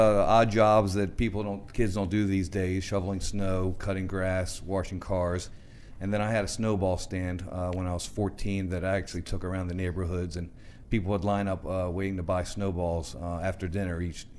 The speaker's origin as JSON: {"language": "English", "town": "Baltimore", "region": "Maryland", "country": "United States", "said": "From Baltimore, Maryland. I have one older brother, one older sister."}